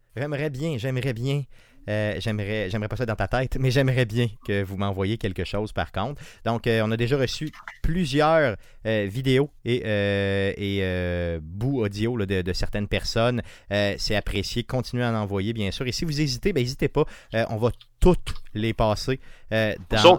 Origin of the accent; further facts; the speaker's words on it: Quebec City, Quebec, Canada; Tu viens de Beauport, comme moi.